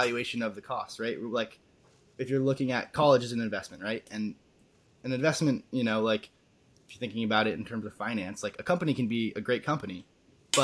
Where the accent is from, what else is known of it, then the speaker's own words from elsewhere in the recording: Vermont, United States; born and raised in Vermont, still here